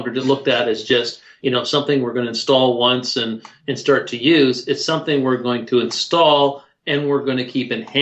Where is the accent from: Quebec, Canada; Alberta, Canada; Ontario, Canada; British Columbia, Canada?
Ontario, Canada; Toronto; I'm from Toronto